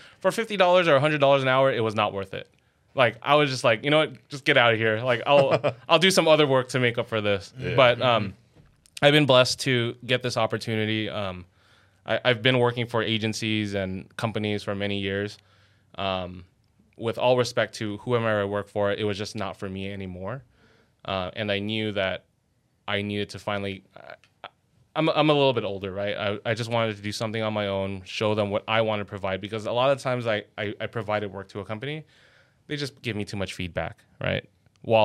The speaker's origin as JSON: {"language": "English", "town": "Los Angeles", "region": "California", "country": "United States", "tie": "born or raised there", "also_born_or_lived": "Glendale / El Sereno", "first_language": "English", "said": "I grew up in Glassell Park, so it was a lot of, avenues. It was a lot of Filipino gangs, too"}